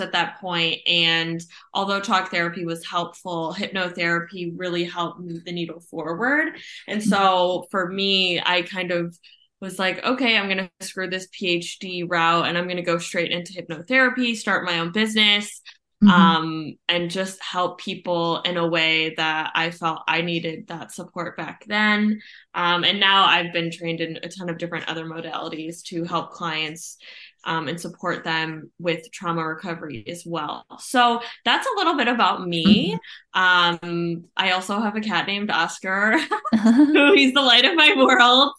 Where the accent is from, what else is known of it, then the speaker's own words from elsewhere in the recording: Ohio, United States; I am from Ohio.